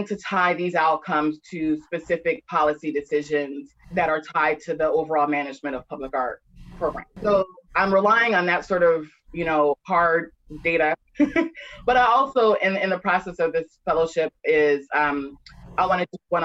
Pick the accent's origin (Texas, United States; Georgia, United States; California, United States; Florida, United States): Georgia, United States; Atlanta; I'm born and raised in Atlanta